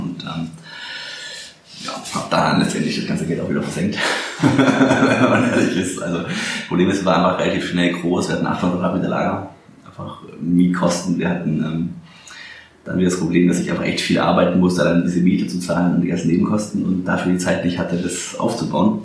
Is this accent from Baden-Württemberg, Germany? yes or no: yes; Swabia, Baden-Württemberg, Germany; moved away as an adult; now in Berlin, Germany; dass ich Exilschwabe bin